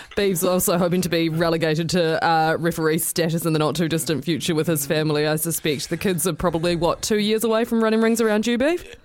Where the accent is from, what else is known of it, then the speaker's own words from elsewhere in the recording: New Plymouth, Taranaki, New Zealand; I am actually from New Plymouth